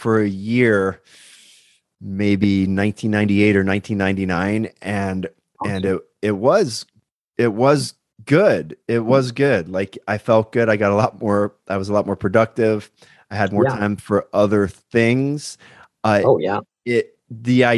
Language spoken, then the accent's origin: English; Pennsylvania, United States; just in from my home state, Pennsylvania